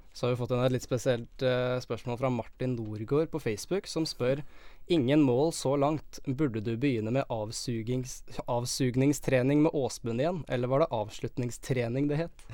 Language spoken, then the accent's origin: Norwegian; Eastern Norway, Norway; moved away as an adult; now in Bodø, Norway; jeg har vært hjemme på Østlandet